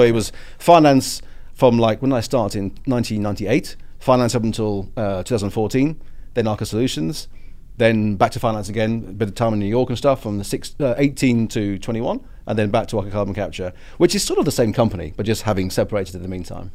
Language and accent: English; United Kingdom; my British politeness